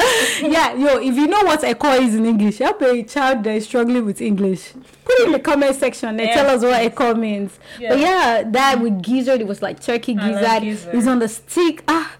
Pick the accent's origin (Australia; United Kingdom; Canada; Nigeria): Nigeria; now in United States; I said, I'm from Nigeria.